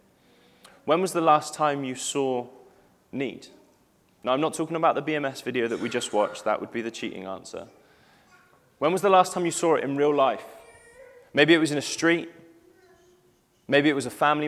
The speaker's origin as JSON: {"language": "English", "town": "Cheddar", "region": "South West England", "country": "United Kingdom", "tie": "born or raised there", "said": "I spent time growing up in Cheddar"}